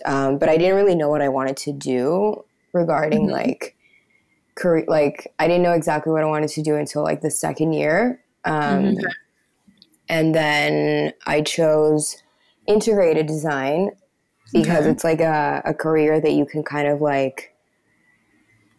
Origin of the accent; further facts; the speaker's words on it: Peru; also born or lived in United States / New York; I was born here in Peru, but I lived in the US for like the first 6-7 years of my life